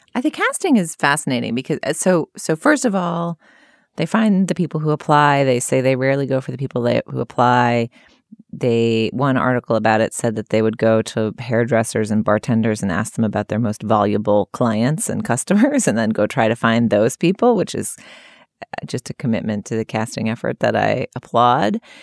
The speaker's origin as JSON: {"language": "English", "region": "California", "country": "United States", "said": "I'm from California"}